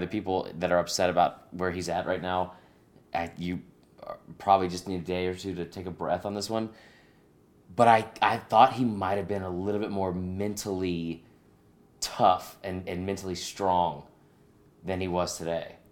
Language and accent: English; Stone Mountain, Georgia, United States; I'm from Stone Mountain